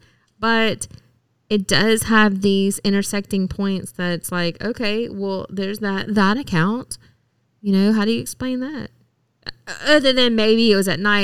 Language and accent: English; Pike County, Mississippi, United States; we're from Pike County, Mississippi